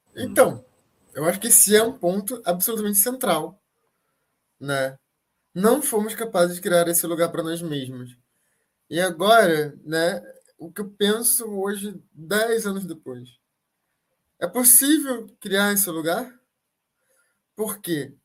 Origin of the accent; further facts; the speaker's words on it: Brazil; enquanto brasileiros aqui agora